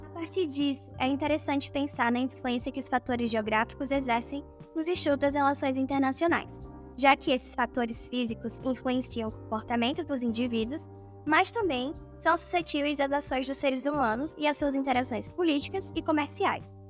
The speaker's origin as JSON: {"language": "Portuguese", "country": "Brazil", "said": "todos nós nos identificamos como brasileiros"}